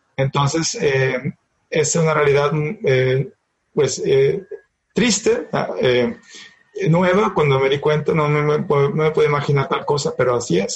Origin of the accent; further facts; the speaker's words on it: Monterrey, Nuevo León, Mexico; yo vengo de Monterrey del Norte